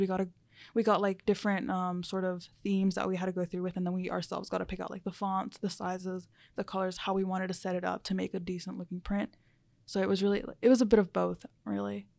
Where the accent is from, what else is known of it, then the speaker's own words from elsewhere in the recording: Charlotte, North Carolina, United States; first language Spanish; English is a second language; also born or lived in New Jersey; Most of my life, I've been here since about, I was about six years old